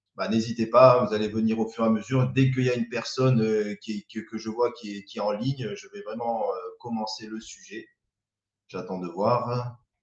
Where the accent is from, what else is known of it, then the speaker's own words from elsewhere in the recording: the South, south of France, France; moved away as an adult; now in Île-de-France, France; quand on vient du Sud